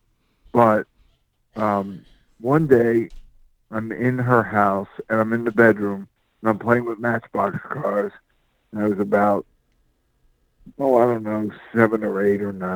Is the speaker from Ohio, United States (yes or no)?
no; Philadelphia, Pennsylvania, United States; now in Covington, United States; I am from Philadelphia, Pennsylvania